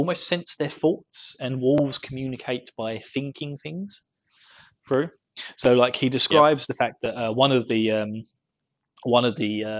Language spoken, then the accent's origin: English; Essex, East of England, United Kingdom; I'm from Essex.